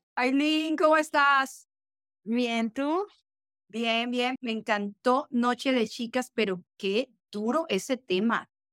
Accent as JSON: {"language": "Spanish", "country": "Colombia", "said": "en mi país, Colombia"}